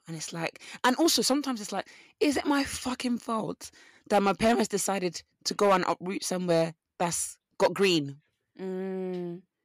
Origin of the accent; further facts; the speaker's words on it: Essex, East of England, United Kingdom; I'm from Essex because of my accent